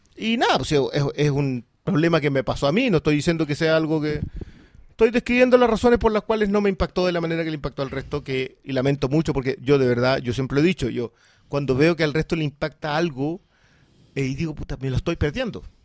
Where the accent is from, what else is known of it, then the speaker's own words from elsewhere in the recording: southern Chile, Chile; yo vengo del sur de Chile